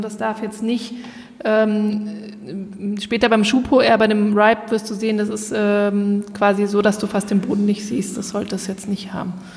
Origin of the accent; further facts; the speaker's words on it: Munich, Bavaria, Germany; als Münchner